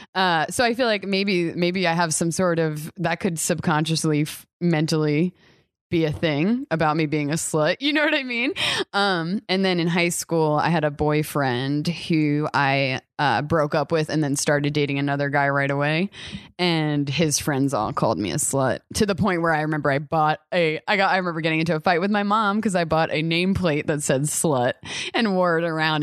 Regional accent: New York, United States; we're both from New York

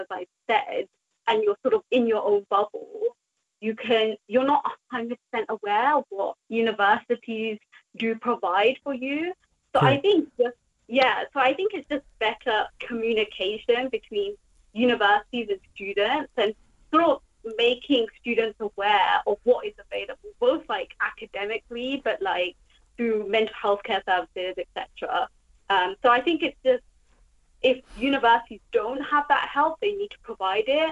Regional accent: United Kingdom; I'm a British student, so I paid the British student tuition fees.

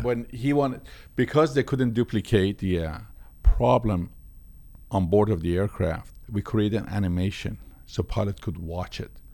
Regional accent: Tehran, Tehran Province, Iran; born or raised there; moved away

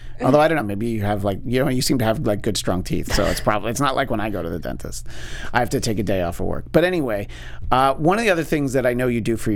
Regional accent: Orange County, New York, United States; I'm from Orange County, New York

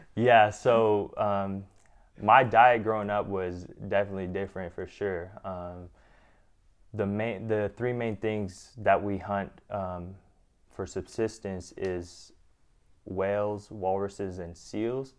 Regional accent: Gambell, Alaska, United States; moved away; growing up in Gamble, it's so different

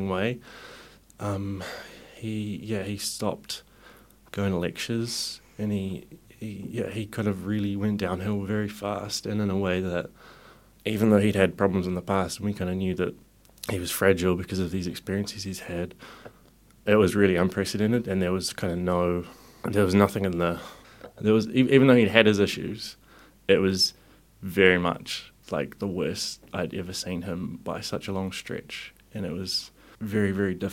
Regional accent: Whakatane, Bay of Plenty, New Zealand; now in Wellington, New Zealand; I'm originally from Whakatane

